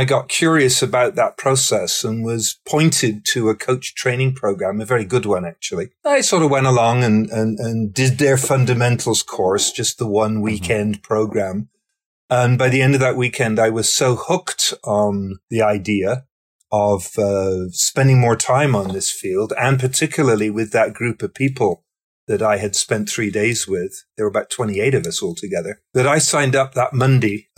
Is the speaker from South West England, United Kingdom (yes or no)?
yes; Somerset, South West England, United Kingdom; moved away as an adult; now in Canada; I was growing up in the southwest corner of England in the county called Somerset